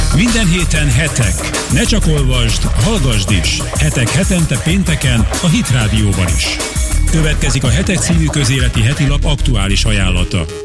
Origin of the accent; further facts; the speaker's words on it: Budapest, Hungary; én itt ebben a közegben növekedtem fel